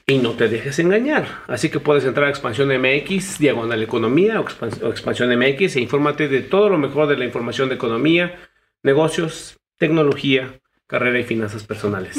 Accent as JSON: {"language": "Spanish", "country": "Mexico", "said": "como mexicanos, ciudadanos"}